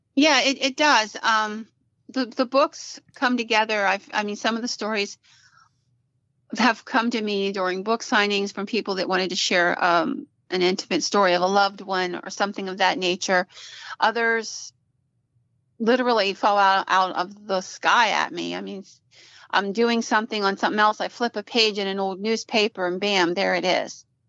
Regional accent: Williamsburg, Pennsylvania, United States; my hometown of Williamsburg

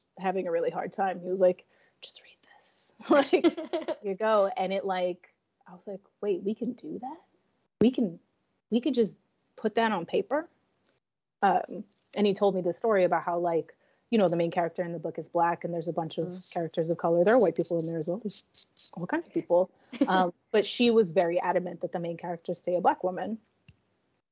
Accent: New York City, New York, United States; I'm from New York City

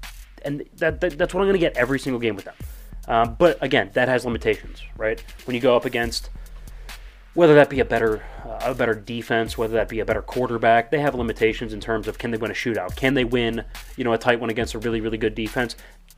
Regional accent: Plymouth, Massachusetts, United States; I'm from Plymouth.

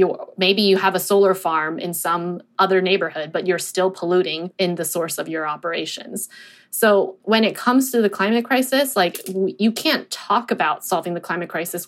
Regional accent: Inland Empire, Southern California, United States; moved away; I grew up in Southern California in the Inland Empire, which is one of the most polluted areas in the country because of the huge logistics infrastructure there. There's tons of warehouses where I grew up. I grew up, you know, a mile away from a warehouse

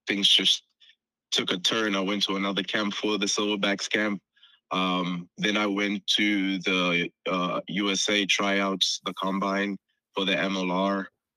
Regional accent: South Africa; also born or lived in Congo; I was born in Congo, but I was raised in South Africa

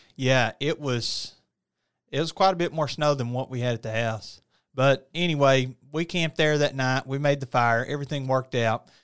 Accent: United States; I'm from small town U S A. You know, there's not really three-story buildings, four-story buildings in my hometown

